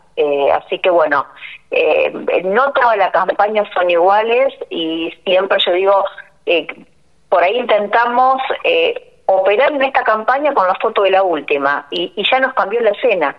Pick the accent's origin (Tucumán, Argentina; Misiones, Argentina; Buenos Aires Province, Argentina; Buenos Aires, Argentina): Misiones, Argentina; Leandro N. Alem; also born or lived in Posadas; Yo soy de Leandro de Nalén, que está a 24 kilómetros de Oberá